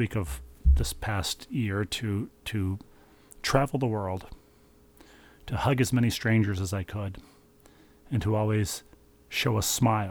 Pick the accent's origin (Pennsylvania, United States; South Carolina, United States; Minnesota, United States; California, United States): Minnesota, United States; Bloomington / Richfield; It turned into Best Buy, whose headquarters were in my hometown. Well, at 494 and 35W on the Bloomington Richfield, on the lawless border regions between Bloomington and Richfield.